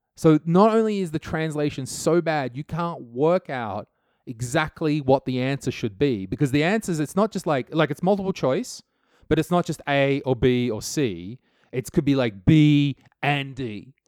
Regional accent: Australia; now in Estonia; never one to let the law get in my way as an Australian.

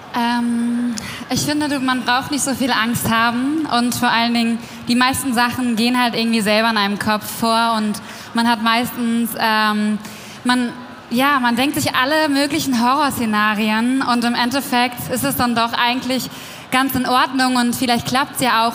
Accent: Meppen, Lower Saxony, Germany; ich komme aus Meppen

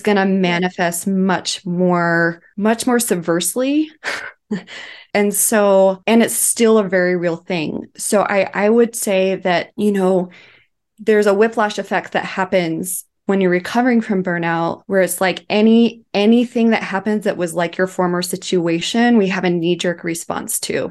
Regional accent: Twin Falls, Idaho, United States; I was living in Twin Falls, Idaho, which is my hometown

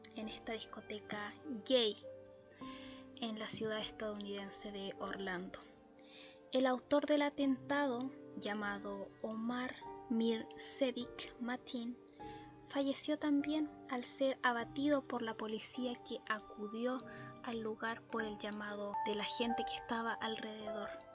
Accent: Chile; en mi país natal, Chile

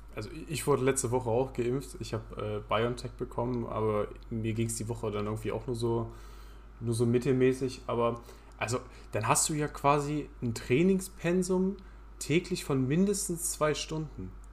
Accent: Halberstadt, Saxony-Anhalt, Germany; aus meiner Heimatstadt, aus Halberstadt

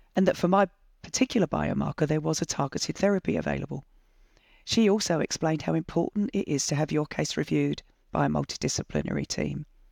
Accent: England, United Kingdom; moved away as an adult; now in Australia; I was born in England in nineteen sixty-four

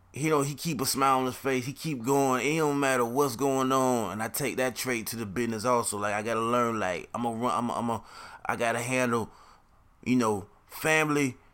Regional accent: Jacksonville, Florida, United States; I'm from Jacksonville, Florida.

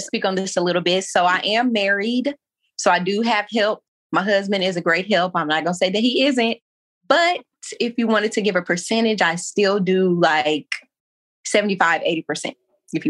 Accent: St. Louis, Missouri, United States; moved away as an adult; now in Maryland, United States; Born and raised in St. Louis. I recently moved to Maryland, about 20 minutes away from D.C.

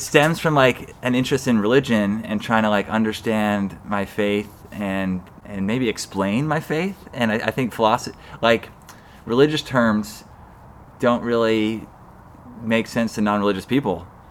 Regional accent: Salt Lake City, Utah, United States; moved away as an adult; also born or lived in Boston / East Coast; now in San Francisco Bay Area, United States; I, I grew up in Utah, Salt Lake City, uh, the third of six kids

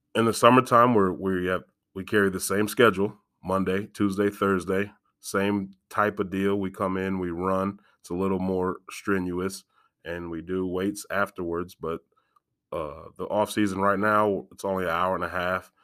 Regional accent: Galesburg, Illinois, United States; I was born and raised in Galesburg

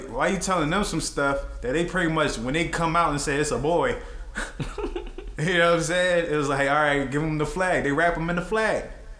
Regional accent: East Coast, United States; I'm from the East Coast

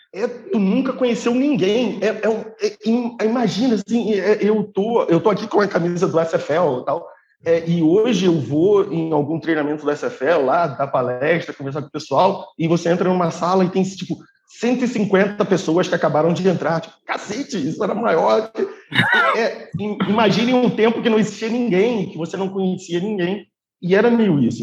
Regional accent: Petrópolis, Rio de Janeiro, Brazil; A gente é de Petrópolis, a gente é amigo, a gente é melhor, melhores amigos desde mil novecentos e noventa e oito. Então, a, a gente cresceu junto

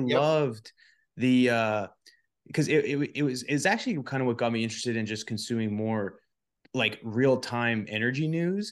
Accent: Canada; now in Texas, United States; I'm a Canadian, but I'm proud to say I'm a Texan now

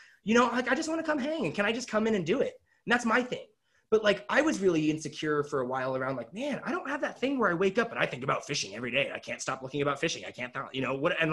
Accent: Kelso, Washington, United States; I grew up in Kelso, Washington

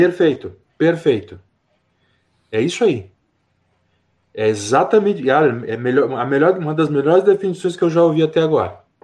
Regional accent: Rio Grande do Sul, Brazil; also born or lived in Canela; sou do Rio Grande do Sul, e eu eh, estou morando em Canela

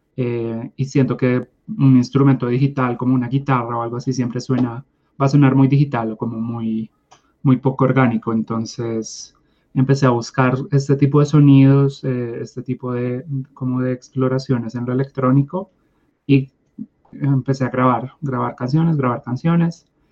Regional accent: Bogotá, Colombia; nací en Bogotá

